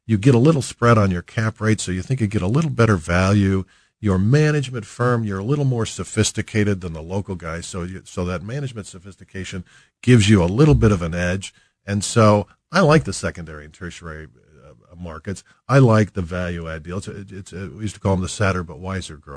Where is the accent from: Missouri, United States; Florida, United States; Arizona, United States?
Missouri, United States; Columbia; moved away as an adult; also born or lived in Kansas; now in Kansas City, United States; I grew up outside of Columbia.